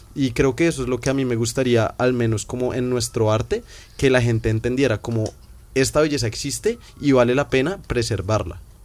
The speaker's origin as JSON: {"language": "Spanish", "region": "Bogotá", "country": "Colombia", "said": "nosotros somos de Bogotá, de una ciudad grande"}